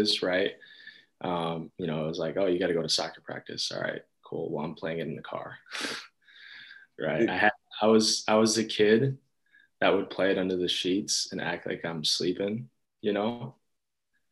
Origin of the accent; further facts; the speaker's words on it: Greenfield, Wisconsin, United States; I'm from Greenfield, Wisconsin, born and raised